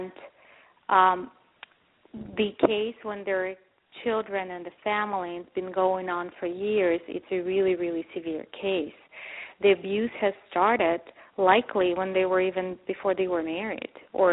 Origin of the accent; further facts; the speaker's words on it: Ukraine; moved away; I grew up in Ukraine and actually, frankly, in Soviet Union